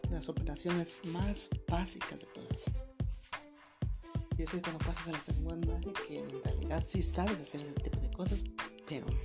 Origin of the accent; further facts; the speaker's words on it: Mexico; Que en mi país, México, se habla muy